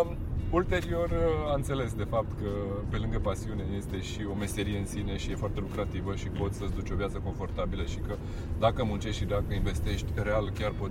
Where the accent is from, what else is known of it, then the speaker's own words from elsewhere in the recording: Hărman, Brașov County, Romania; now in Bucharest, Romania; Gândește că sunt un băiat din Herman Brașov care a venit cu un vis la București, știi ce zic?